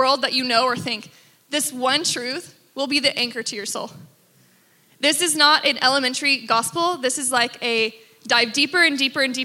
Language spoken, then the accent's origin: English; Texas, United States; I grew up in Texas, Father, Son, Holy Bible.